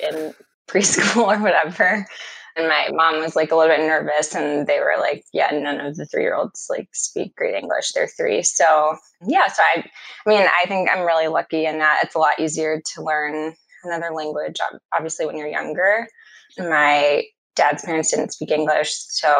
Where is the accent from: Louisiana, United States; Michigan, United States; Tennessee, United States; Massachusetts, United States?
Louisiana, United States; Baton Rouge; moved away as an adult; also born or lived in North Carolina; now in Washington, D.C., United States; I grew up in Baton Rouge, Louisiana. Pretty much my whole life. My parents moved there when I was 4 months old